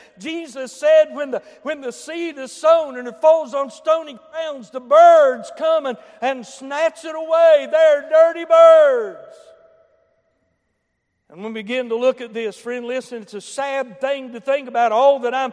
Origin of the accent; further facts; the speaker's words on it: Boone County, West Virginia, United States; I come from Boone County